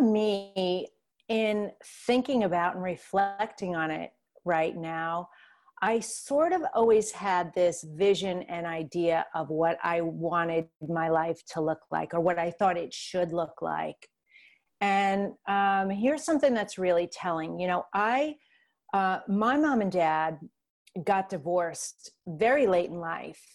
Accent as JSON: {"language": "English", "region": "New York", "country": "United States", "said": "I'm from New York"}